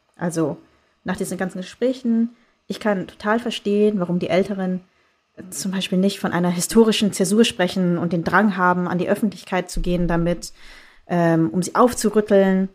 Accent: Bavaria, Germany; moved away; ich bin in Bayern groß geworden

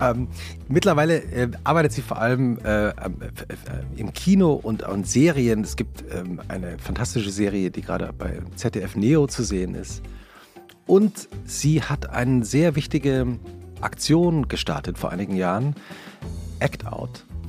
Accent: Langgöns, Hesse, Germany; Ich bin ja in Langgöns aufgewachsen und Langgöns ist ein, ein, ein kleine Gemeinde in Mittelhessen

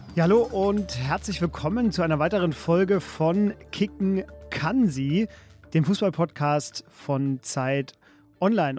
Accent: Upper Franconia, Bavaria, Germany; meine Heimat Oberfranken

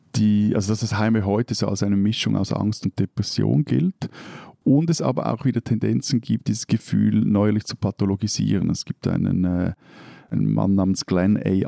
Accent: Switzerland

